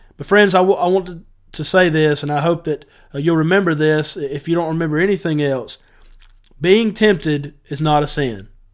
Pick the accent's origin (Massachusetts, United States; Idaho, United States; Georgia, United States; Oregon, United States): Georgia, United States; Northwest; I'm from North, Northwest Georgia